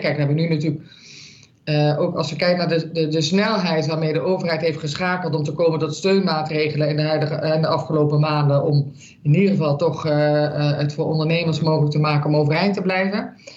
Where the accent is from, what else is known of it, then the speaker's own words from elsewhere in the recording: Limburg, Netherlands; moved away; ik kom oorspronkelijk uit Limburg.